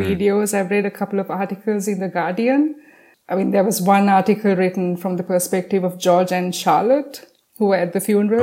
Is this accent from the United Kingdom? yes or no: no; Sri Lanka; I'm from Sri Lanka